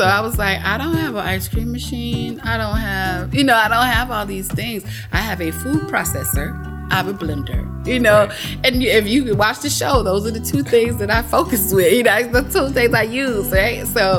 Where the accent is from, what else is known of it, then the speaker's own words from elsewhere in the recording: Delray Beach, Florida, United States; Delray. Okay. Delray Beach is definitely my hometown. That's where my roots are, I guess.